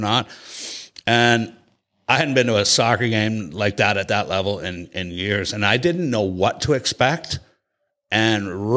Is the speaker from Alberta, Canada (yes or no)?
no; Cambridge, Ontario, Canada; I'm from Galt, Cambridge